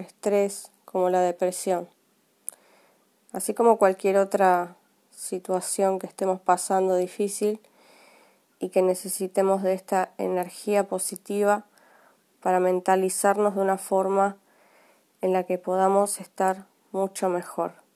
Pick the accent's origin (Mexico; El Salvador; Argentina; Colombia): Argentina; soy de Argentina